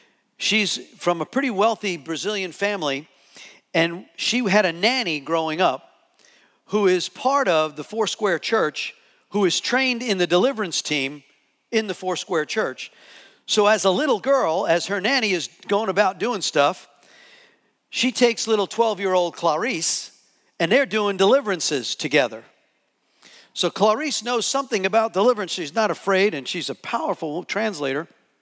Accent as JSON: {"language": "English", "region": "New Jersey", "country": "United States", "said": "So I'm from New Jersey."}